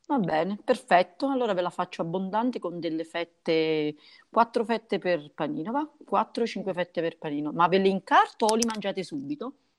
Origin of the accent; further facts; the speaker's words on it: Montella, Campania, Italy; se preferisci la montagna devi venire comunque da noi, se preferisci il vino rosso comunque devi venire da noi